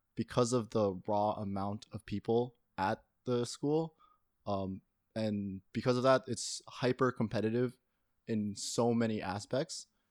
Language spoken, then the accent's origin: English; Toronto, Ontario, Canada; I grew up in Toronto